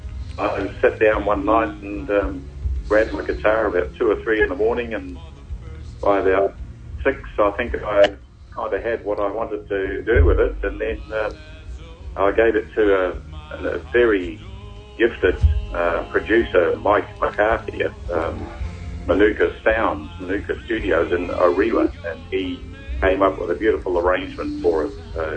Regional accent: Germany; born there; I was born in Germany. Of course, I'm what they call an army brat, and my father was in the army, and so just after the war, I was born there

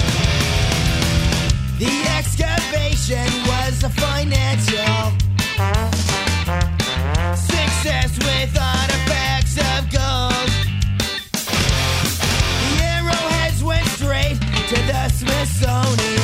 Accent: Bodmin Moor, North Cornwall, South West England, United Kingdom; also born or lived in Sawyers Bay, Dunedin; now in Dunedin, New Zealand; I was brought up on Bodmin Moor on the coast of North Cornwall.

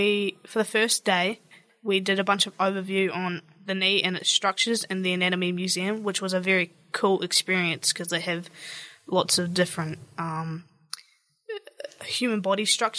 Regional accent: South Canterbury, New Zealand; I'm from South Canterbury, so I come here occasionally.

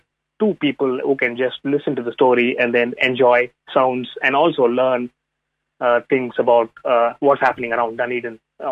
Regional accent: India; first language Tamil; English is a second language; given my first language is not English, so it's always a point of I think in a different language. I think in Tamil, which is a southern Indian language.

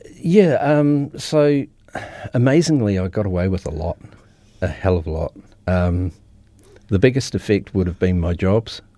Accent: Christchurch, Canterbury, New Zealand; born and raised in Christchurch, been here my whole life

